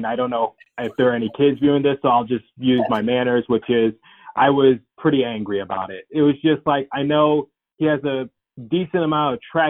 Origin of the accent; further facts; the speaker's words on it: Detroit, Michigan, United States; now in Philadelphia, United States; I am currently living in Philadelphia. I was raised in Detroit, Michigan.